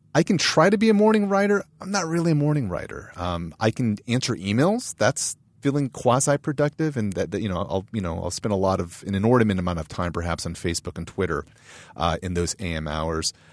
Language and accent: English; San Marino, California, United States; also born or lived in Boston, Massachusetts / San Francisco Bay Area; I grew up in San Marino